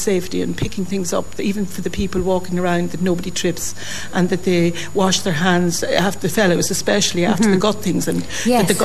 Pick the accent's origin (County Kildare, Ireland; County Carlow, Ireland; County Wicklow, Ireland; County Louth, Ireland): County Louth, Ireland; Dundalk; I was a town girl, born and bred in Dundalk